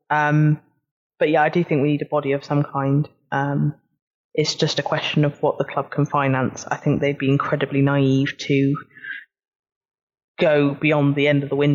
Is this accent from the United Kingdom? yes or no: yes; Burnley, North West England, United Kingdom; Oh, I was from Burnley. From okay. Burnley.